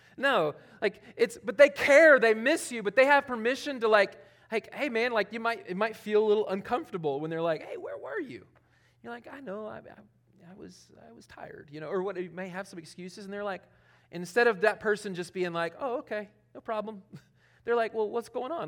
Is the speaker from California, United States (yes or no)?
no; Charlotte, North Carolina, United States; moved away; also born or lived in Elberton, Georgia; I'm from Charlotte.